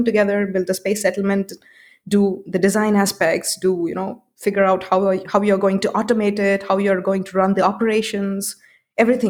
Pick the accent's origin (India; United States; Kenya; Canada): India; Hyderabad, Telangana; I chose my center in Hyderabad, in my hometown